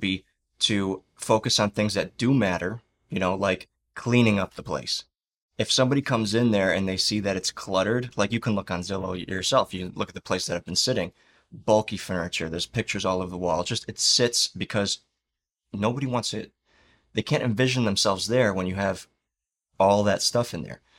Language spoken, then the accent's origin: English; Chicago, Illinois, United States; now in Florida, United States; we're both from Chicago